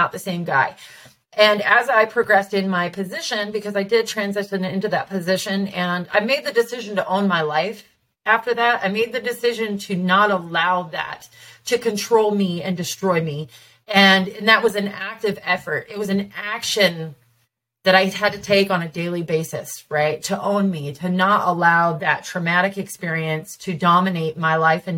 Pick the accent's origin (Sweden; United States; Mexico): United States; Tacoma, Washington; moved away as an adult; also born or lived in Seattle, Washington; now in Vista, United States; I'm from Tacoma, and I was raised on the hilltop and on the east side